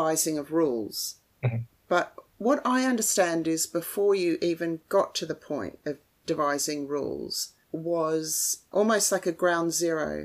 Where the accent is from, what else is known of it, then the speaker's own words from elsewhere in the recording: Australia; as an Australian